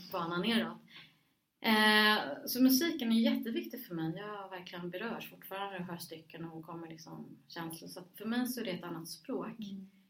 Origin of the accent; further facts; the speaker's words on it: Stockholm, Stockholm County, Sweden; also born or lived in Rinkeby; jag var liksom född i Rinkeby, hade vuxit upp i Husby och Huddinge